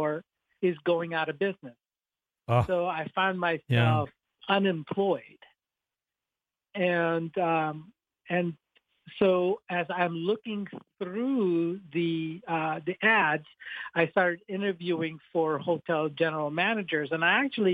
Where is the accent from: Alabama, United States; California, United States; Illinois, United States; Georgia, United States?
Illinois, United States; Chicago; moved away as an adult; also born or lived in South Florida / Colorado; now in Florida, United States; I grew up in Chicago, Illinois